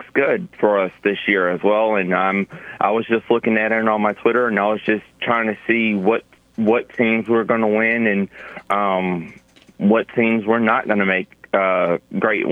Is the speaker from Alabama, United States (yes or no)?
yes; Montgomery, Alabama, United States; I am from Alabama, Montgomery